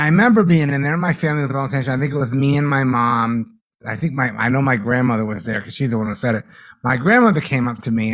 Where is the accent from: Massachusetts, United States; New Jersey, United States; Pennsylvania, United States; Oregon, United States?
Massachusetts, United States; growing up in Massachusetts